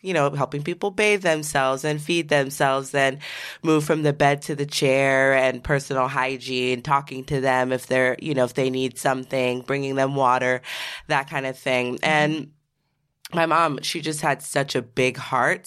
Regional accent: Seattle, Washington, United States; I grew up in Seattle, Washington

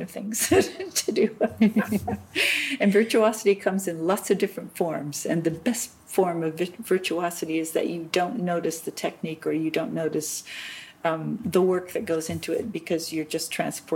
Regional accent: United States; moved away as an adult; now in Germany; I'm an American

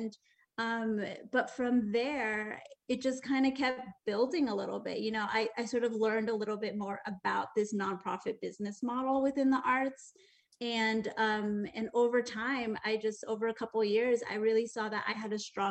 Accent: Connecticut, United States; moved away as an adult; now in New York City, United States; I grew up in Connecticut

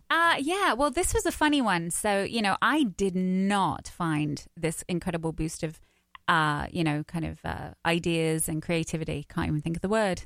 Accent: London, United Kingdom; accent: English; moved away as an adult; now in United States; I'm from wh- South East London. All right. So I used to talk like Adele

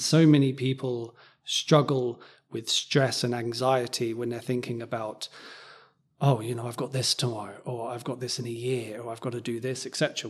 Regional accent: Cambridge, East of England, United Kingdom; where I grew up in Cambridge

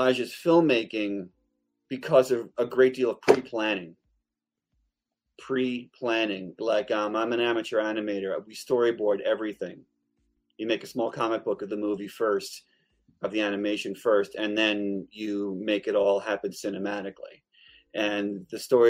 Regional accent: Long Island, New York, United States; I grew up in Long Island, New York. We butcher the English language.

